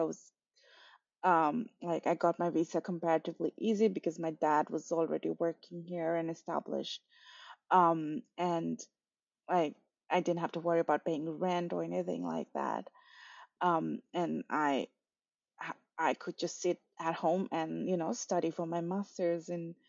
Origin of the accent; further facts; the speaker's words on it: Kathmandu, Bagmati, Nepal; moved away as an adult; now in Sydney, Australia; I was born in Kathmandu, which is the capital of Nepal, and I lived there till I was 27 years old